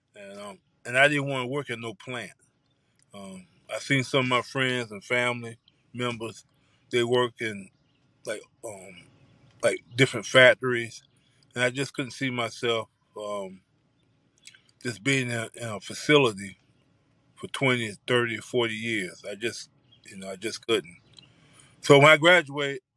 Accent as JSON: {"language": "English", "town": "New Bern", "region": "North Carolina", "country": "United States", "said": "from New Bern, North Carolina."}